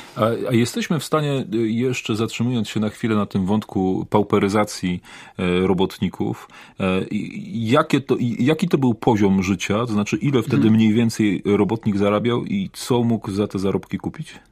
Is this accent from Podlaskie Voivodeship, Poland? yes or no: no; Poznań, Greater Poland, Poland; sam jestem poznaniakiem, e, rodem